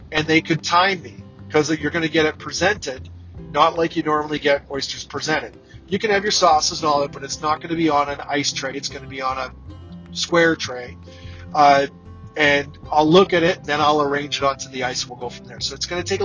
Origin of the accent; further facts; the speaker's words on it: Canada; I'm Canadian